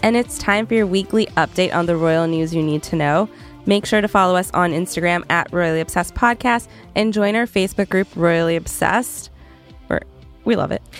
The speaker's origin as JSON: {"language": "English", "country": "Canada", "moved": "yes", "said": "I'm from Canada originally, so I'm not as big on American Thanksgiving."}